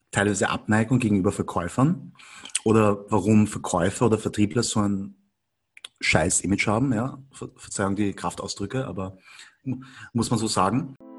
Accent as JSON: {"language": "German", "region": "Vienna", "country": "Austria", "tie": "born or raised there", "said": "ich bin aber in Wien geboren und aufgewachsen. Und bin halt von der Mentalität her schon eindeutig Wiener"}